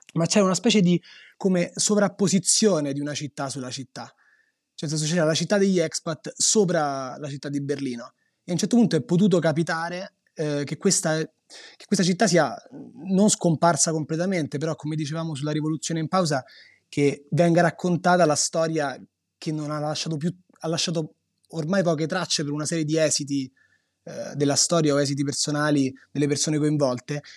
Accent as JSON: {"language": "Italian", "town": "Rome", "region": "Lazio", "country": "Italy", "tie": "born or raised there", "said": "nascere a Roma e di essere anche dei romani che non si sono spostati"}